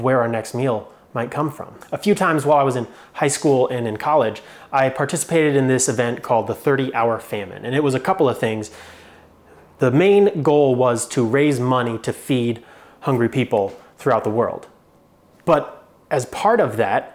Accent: Phoenix, Arizona, United States; moved away; I grew up in Phoenix, Arizona, and it's hot in Phoenix, Arizona.

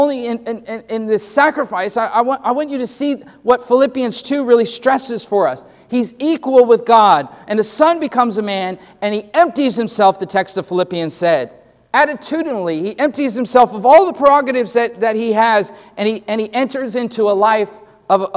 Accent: Los Angeles, California, United States; growing up in Los Angeles and living in lower income sections of the neighborhood

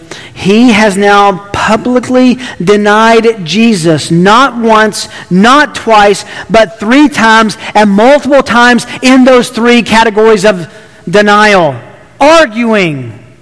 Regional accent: Tennessee, United States; I grew up in Tennessee.

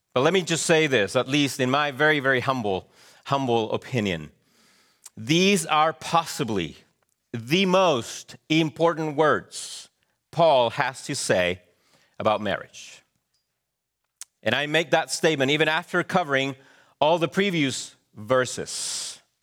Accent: Chile; moved away; growing up in Chile

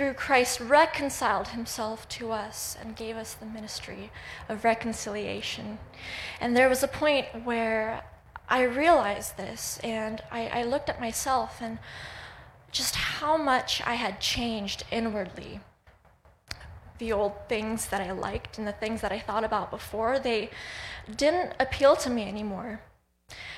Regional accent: Russia; moved away; I was born in Russia

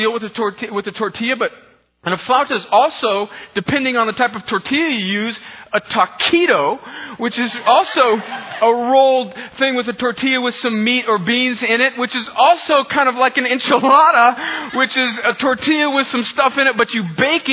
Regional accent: Southern California, United States; now in Columbus, Georgia, United States; I grew up in a place called Northern Mexico, which is also known as Southern California. And so my hometown is all Mexican

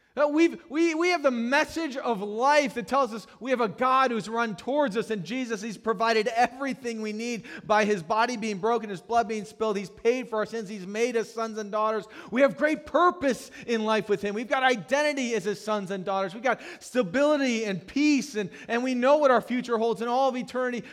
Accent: Howard County, Maryland, United States; I grew up in Howard County, just north of here

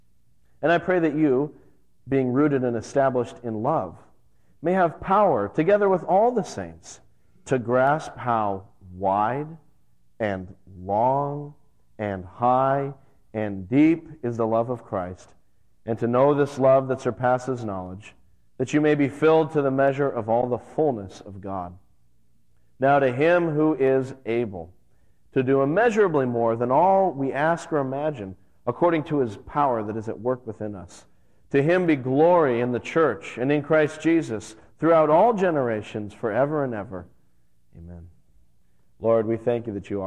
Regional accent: Las Vegas, Nevada, United States; now in New England, United States; I grew up out in Las Vegas, and I used to climb the rocky crags around the Vegas Valley

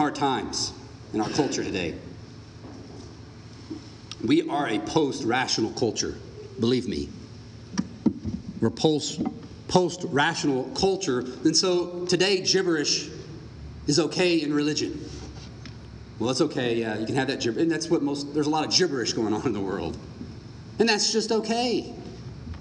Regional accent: Texas, United States; I'm Texan

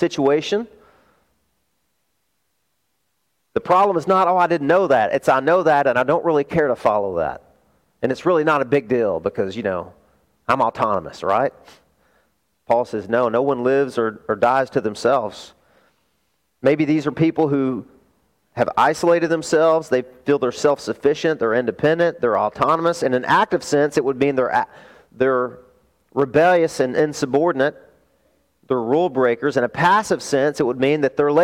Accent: the South, United States; I grew up in the South

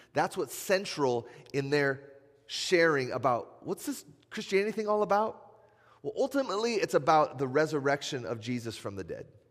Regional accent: Iowa, United States; now in Madison, United States; I'm from Iowa, just like Nate

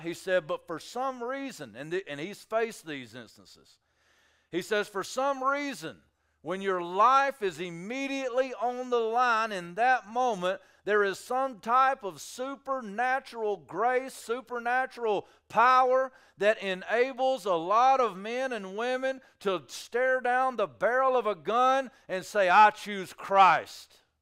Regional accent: United States; I'm an American

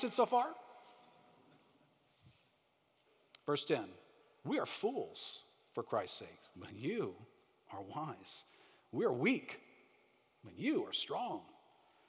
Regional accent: United States

